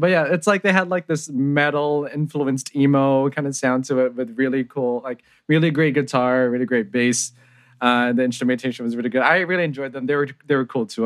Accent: San Jose, California, United States; I grew up in San Jose, California

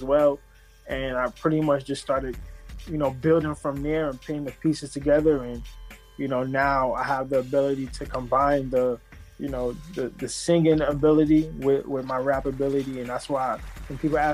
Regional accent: New York City, New York, United States; I'm from Southside Jamaica, Queens

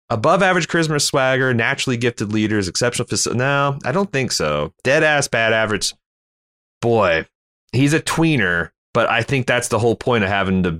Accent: Hong Kong; born there; since I was born in Hong Kong. Yeah, yeah, nineteen seventy.

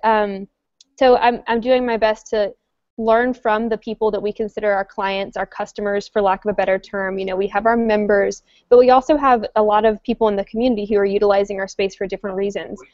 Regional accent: North Carolina, United States; moved away as an adult; also born or lived in Washington, District of Columbia, United States; now in Roanoke, United States; I'm from North Carolina, which is Virginia's southern neighbor

